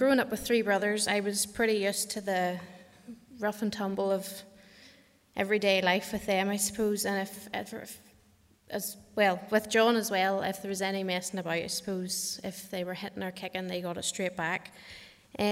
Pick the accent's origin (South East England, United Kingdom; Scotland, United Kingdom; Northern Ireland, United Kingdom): Northern Ireland, United Kingdom; Kells; I grew up outside Kells, with my mum, dad and three brothers.